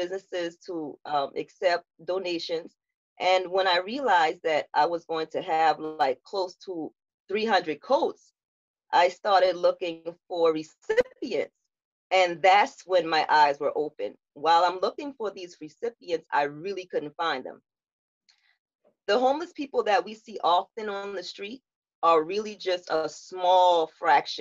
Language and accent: English; Charleston, South Carolina, United States; I was born and raised in Charleston and surrounding areas.